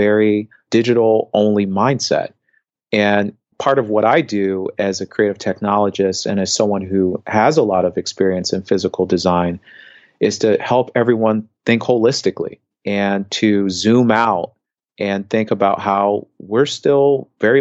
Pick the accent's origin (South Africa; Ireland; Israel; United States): United States; Indianapolis, Indiana; moved away; I grew up in the Midwest, and I remember periods of time growing up in Indianapolis